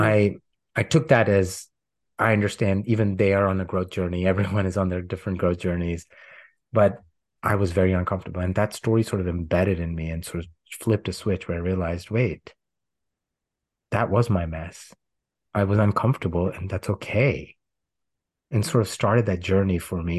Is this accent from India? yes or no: yes; India; moved away as an adult; now in United States; growing up in India, where right to comfort and privilege is there